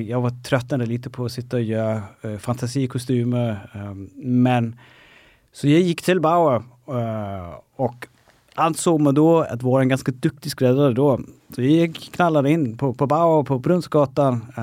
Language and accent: Swedish; Denmark; Swedish is a second language; now in Stockholm, Sweden; flyttade från Danmark, jobbade med helt andra saker.